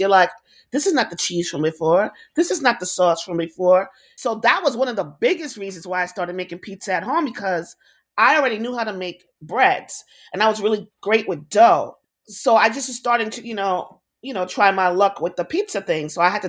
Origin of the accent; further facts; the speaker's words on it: New York, United States; I am the staple foods that we grew up here in New York, the hot dog stand.